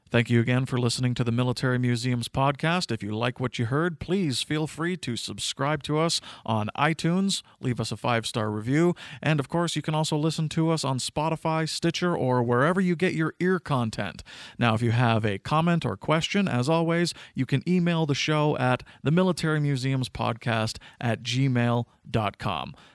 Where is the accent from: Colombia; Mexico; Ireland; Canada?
Canada; I, as a Canadian